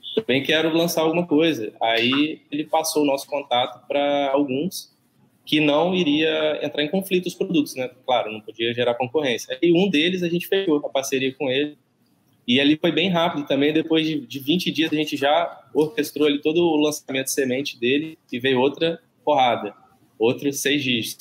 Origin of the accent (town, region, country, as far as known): Barra Mansa, Rio de Janeiro, Brazil